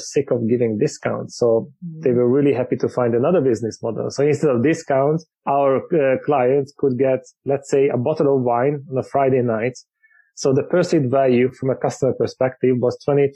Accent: Hungary; moved away as an adult; now in United Kingdom; I grew up in Hungary in a small village with no traffic

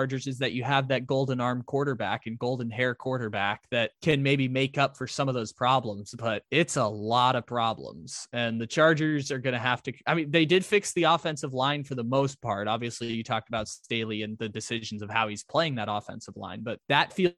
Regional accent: San Diego, California, United States; my hometown of San Diego

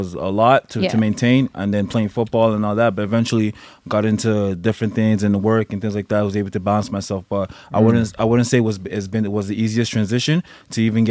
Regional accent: Montreal, Quebec, Canada; moved away as an adult; now in Toronto, Canada; I grew up in Montreal

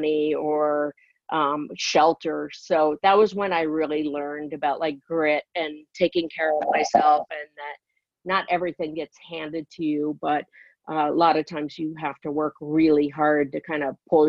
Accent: Encino, California, United States; I grew up in a place called Encino, California

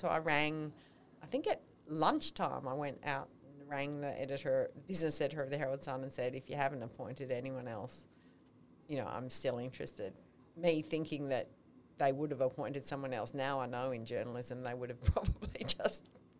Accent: Melbourne, Victoria, Australia; Okay. Well, I grew up in Melbourne.

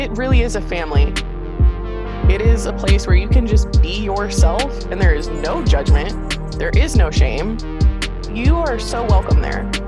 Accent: Maryland, United States; also born or lived in Peru; I moved to the states when I was three, and I grew up on the East Coast in Maryland

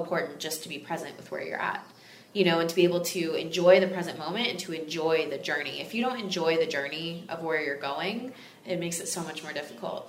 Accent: Texas, United States; now in Los Angeles, United States; it's in Los Angeles, California, my home. I'm from Texas originally

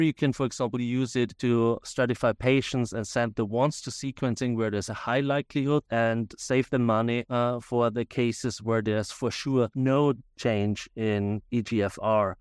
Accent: Austria; now in United States; As you can hear from my accent, I'm originally from Austria, but, uh, in the U S for a very, very long time

